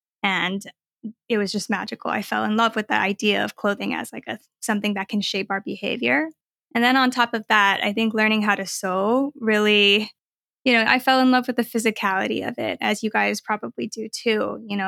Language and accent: English; United States; Yes. I am Chinese American and I sew.